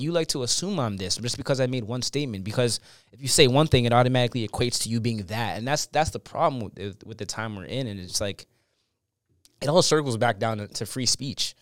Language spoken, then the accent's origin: English; Canada; growing up in Canada is a blessing